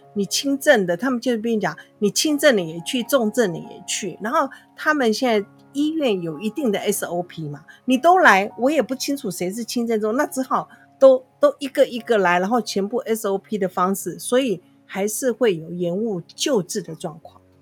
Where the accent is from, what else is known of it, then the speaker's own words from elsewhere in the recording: Taiwan; 我们台湾人